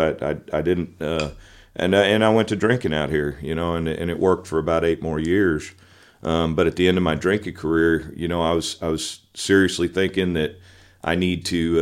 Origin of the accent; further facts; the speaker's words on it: Pinole, California, United States; also born or lived in Richmond, California; I grew up in the Bay Area in California, uh, the San Francisco Bay Area, East Bay. Um, I was born in a town called Richmond, and right next door to it's a town called Pinole